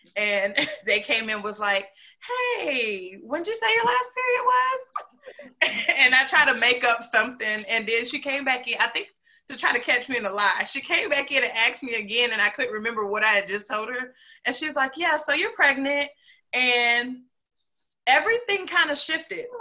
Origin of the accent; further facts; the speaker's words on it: North Carolina, United States; moved away as an adult; also born or lived in Greensboro / Charlotte / Concord / Fayetteville; now in Huntsville, United States; I am from North Carolina. Um, I like to tell people I'm from like the whole triad or Piedmont area. Um, so Greensboro, Charlotte, Concord, Fayetteville, all of that um, at once.